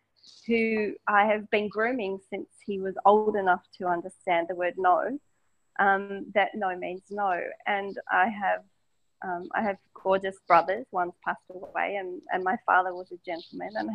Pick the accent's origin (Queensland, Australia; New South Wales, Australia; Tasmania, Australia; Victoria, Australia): Victoria, Australia; Melbourne; I'm Australian. I grew up in inner city Melbourne